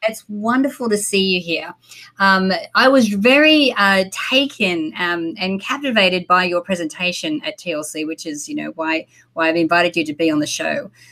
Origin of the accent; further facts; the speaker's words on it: Australia; moved away as an adult; also born or lived in Sydney, Australia / San Diego, United States; now in Los Angeles, United States; I moved from my hometown, like was a country town in Australia, to Sydney when I was 18